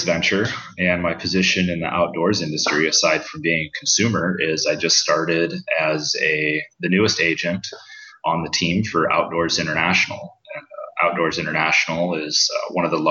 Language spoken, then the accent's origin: English; Iowa City, Iowa, United States; I'm born and raised in Iowa City, Iowa.